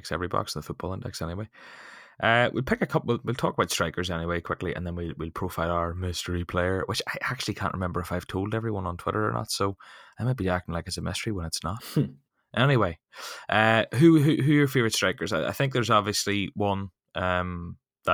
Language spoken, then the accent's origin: English; Ireland; as an Irishman